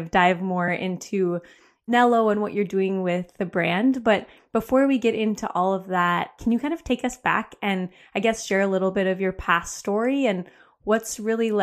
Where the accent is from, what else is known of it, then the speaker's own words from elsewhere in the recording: Wisconsin, United States; growing up in Wisconsin